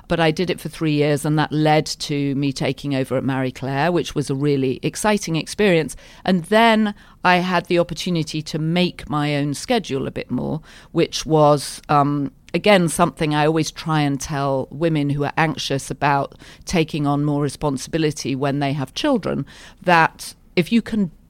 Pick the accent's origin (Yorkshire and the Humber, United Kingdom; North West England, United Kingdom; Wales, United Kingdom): Yorkshire and the Humber, United Kingdom; moved away; I grew up in Yorkshire, which is like the Texas of Britain. It's a proud, free state and not always liked by the other counties in Britain.